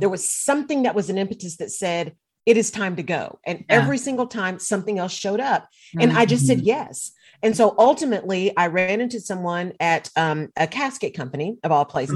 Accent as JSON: {"language": "English", "region": "Texas", "country": "United States", "also_born_or_lived": "Barcelona", "said": "I'm a Texan"}